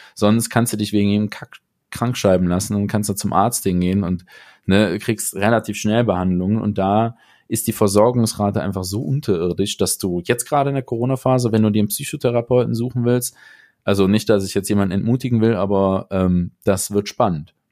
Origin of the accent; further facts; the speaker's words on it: Aachen, North Rhine-Westphalia, Germany; ich komme ja aus Aachen